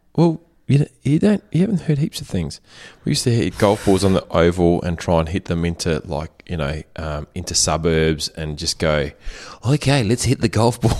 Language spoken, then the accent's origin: English; Germany; moved away; in the house that I grew up in Germany